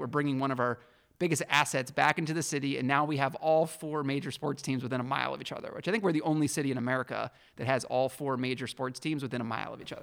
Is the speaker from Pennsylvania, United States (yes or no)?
yes; Pittsburgh, Pennsylvania, United States; now in Detroit, United States; my hometown, Pittsburgh